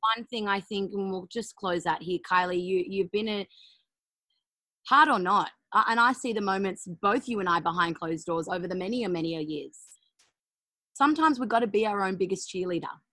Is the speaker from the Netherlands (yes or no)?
no; Australia; I'm an Aussie